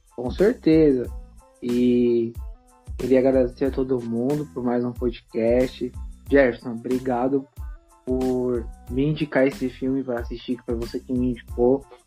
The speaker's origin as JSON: {"language": "Portuguese", "area": "CDHU", "region": "São Paulo", "country": "Brazil", "tie": "born or raised there", "said": "lá do CDHU, onde eu cresci"}